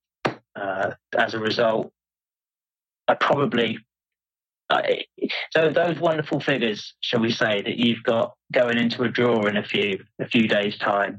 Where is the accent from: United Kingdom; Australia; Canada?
United Kingdom; Exmouth, South West England; where I grew up, a place called Exmouth, near Exeter in the southwest of England